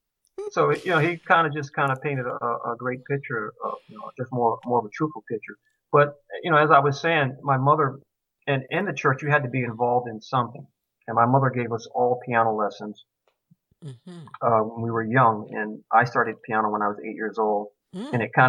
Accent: Georgia, United States; I was born in Georgia, in the segregated South, and raised partially there.

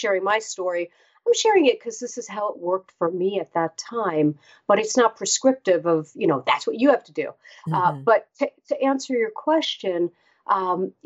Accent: New York City, New York, United States; born or raised there

